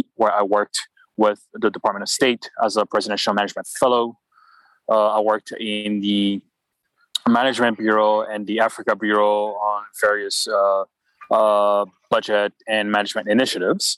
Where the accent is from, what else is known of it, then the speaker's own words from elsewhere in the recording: Port-au-Prince, Ouest, Haiti; moved away as an adult; also born or lived in New York, United States; now in United States; I grew up in Port-au-Prince, Haiti